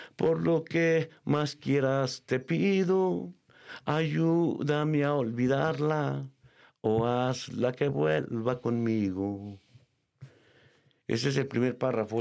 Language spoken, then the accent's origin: Spanish; Mexico; decimos así se llama en México